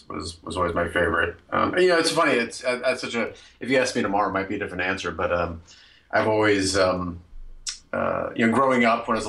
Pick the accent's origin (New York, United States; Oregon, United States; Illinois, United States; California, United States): New York, United States; New York City; moved away; there was a movie theater on Union Turnpike in Queens, near where I grew up in Floral Park